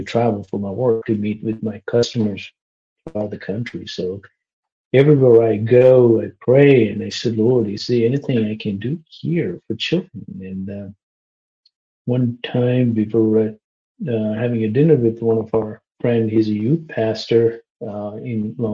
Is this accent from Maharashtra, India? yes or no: no; Kerala, India; moved away as an adult; also born or lived in New York City, United States; now in Maine, United States; I grew up in India